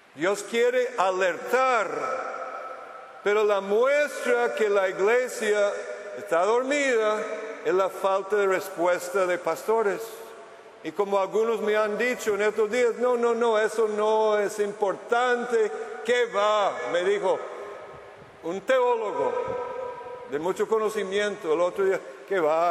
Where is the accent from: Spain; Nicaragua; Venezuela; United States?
United States; Spanish is a second language; moved away as an adult; now in Costa Rica; Hace 18 años estuve en mi país natal, Estados Unidos